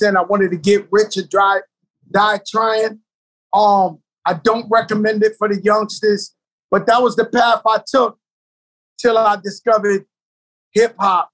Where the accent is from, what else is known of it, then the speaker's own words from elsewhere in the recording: New York City, New York, United States; I grew up in the South Bronx, birthplace of hip hop